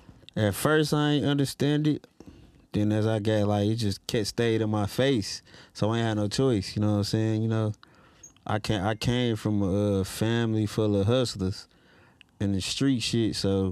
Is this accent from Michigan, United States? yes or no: yes; Detroit, Michigan, United States; east side of Detroit.